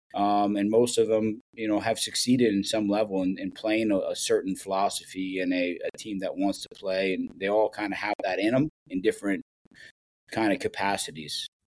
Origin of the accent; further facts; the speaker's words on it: Columbus, Ohio, United States; moved away as an adult; I grew up in Columbus, Ohio